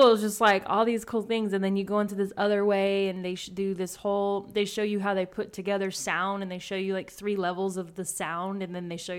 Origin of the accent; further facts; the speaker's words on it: the South, United States; I'm from the South, so anything from the South, like a show, I'm always like, I gotta watch it.